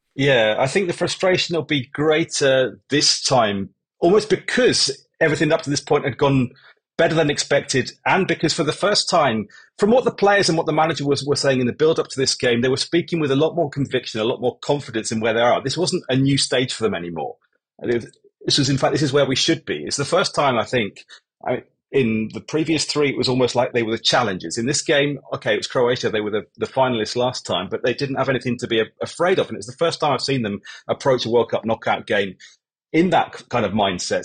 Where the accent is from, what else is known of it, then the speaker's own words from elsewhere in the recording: England, United Kingdom; moved away as an adult; now in Japan; I spent 40% of my life, I suppose, now in Japan, but I am English